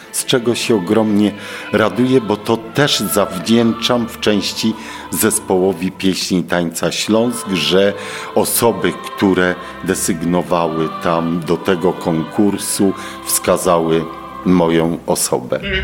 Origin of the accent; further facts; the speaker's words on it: Bielsko-Biała, Silesian Voivodeship, Poland; also born or lived in Koszęcin; Ja urodziłem się w Bielsku Białej, czyli u mnie się nie godo